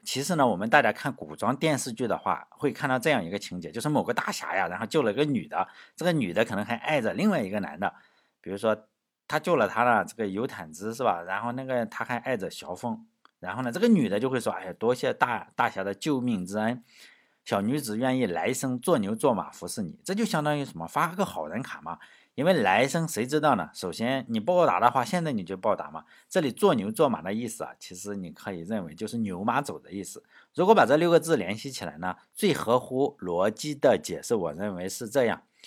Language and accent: Chinese; China; 我们中国人